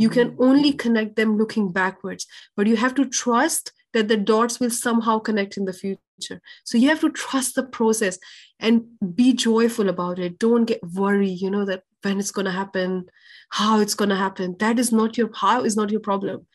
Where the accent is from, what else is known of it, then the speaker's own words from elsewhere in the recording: Pakistan; i was born in a very in a lower middle class family in pakistan